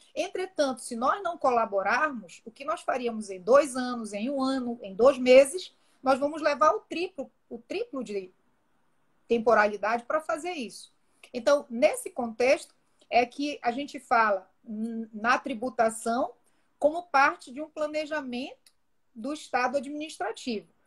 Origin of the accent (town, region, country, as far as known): Brazil